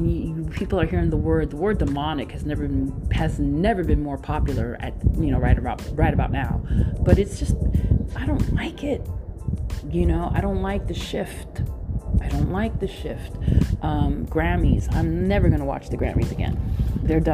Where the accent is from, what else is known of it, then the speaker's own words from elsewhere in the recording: New York City, New York, United States; coming from parents that, you know, were born and bred in Puerto Rico, Boricua, you know, Brooklyn all day, Boricua.